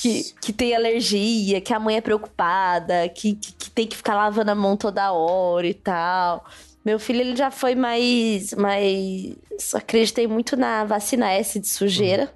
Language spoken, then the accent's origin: Portuguese; São Paulo, Brazil; also born or lived in Núcleo Bandeirante, Federal District; eu nasci, né, na Zona Leste de São Paulo, fui criada muito tempo aqui pela minha avó paterna